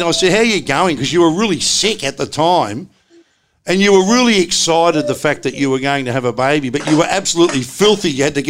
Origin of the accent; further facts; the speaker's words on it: Australia; I grew up in the West